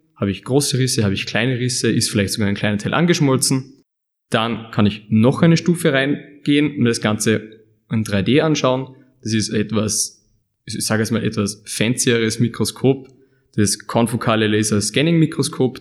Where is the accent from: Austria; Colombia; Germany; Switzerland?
Austria; Upper Austria; moved away as an adult; now in Leoben, Austria; Ich bin ursprünglich aus Oberösterreich